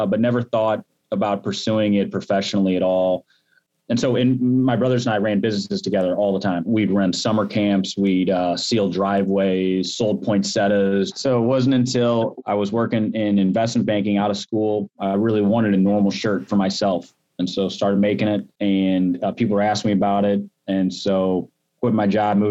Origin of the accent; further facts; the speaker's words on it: Midwest, United States; also born or lived in St. Louis, Missouri; we grew up in the Midwest, we're in St. Louis